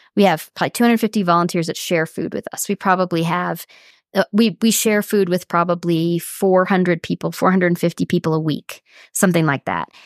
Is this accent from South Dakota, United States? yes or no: yes; Sioux Falls, South Dakota, United States; I grew up in South Dakota, um, in Sioux Falls, which is a kind of middle-sized city on the far east of that state